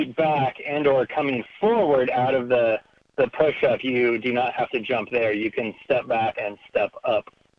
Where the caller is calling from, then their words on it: Asheville, North Carolina, United States; Asheville, North Carolina, the western part of North Carolina.